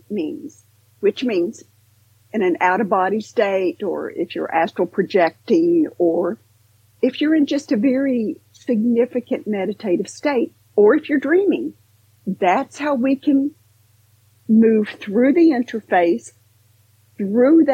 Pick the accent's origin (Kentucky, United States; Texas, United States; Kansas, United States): Kentucky, United States; Western; growing up in Western Kentucky